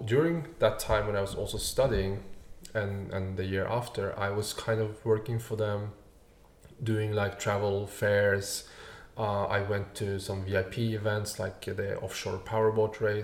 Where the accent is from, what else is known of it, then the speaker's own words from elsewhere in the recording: Norway; moved away as an adult; I grew up just outside Oslo, the capital.